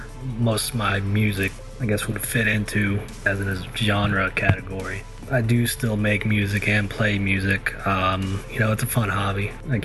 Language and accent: English; Alabama, United States; I am from Alabama.